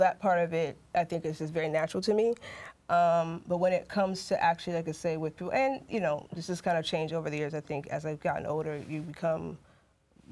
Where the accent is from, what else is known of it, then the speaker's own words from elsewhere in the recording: Alaska, United States; moved away; I grew up in Alaska